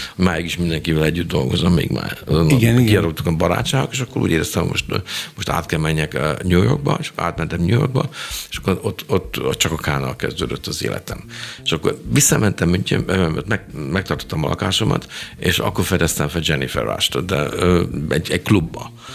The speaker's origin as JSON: {"language": "Hungarian", "region": "Budapest", "country": "Hungary", "moved": "as an adult", "lives_now": "Germany", "said": "én egy pesti srác vagyok"}